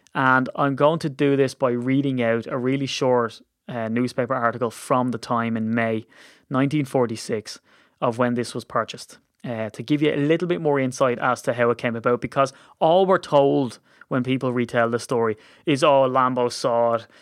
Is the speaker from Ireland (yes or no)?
yes; Ireland; as an Irishman